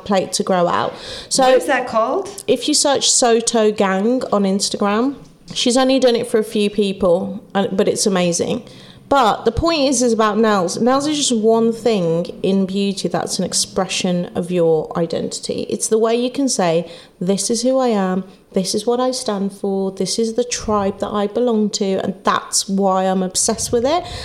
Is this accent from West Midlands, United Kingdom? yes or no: yes; Wolverhampton, West Midlands, United Kingdom; moved away; I'm from Wolverhampton. My family aren't here